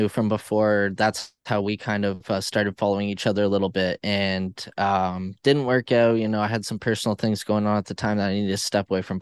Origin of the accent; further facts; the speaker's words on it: near Toronto, Ontario, Canada; I'm not far from Toronto.